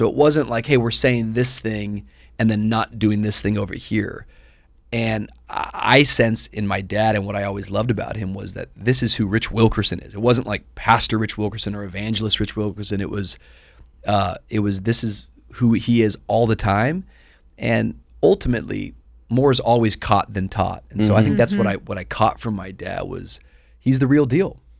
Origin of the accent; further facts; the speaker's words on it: Tacoma, Washington, United States; And we grew up in Tacoma, Washington, outside of Seattle.